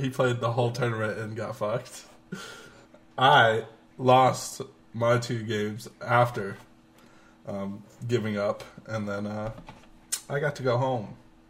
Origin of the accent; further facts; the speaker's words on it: Las Vegas, Nevada, United States; See, I'm from Vegas.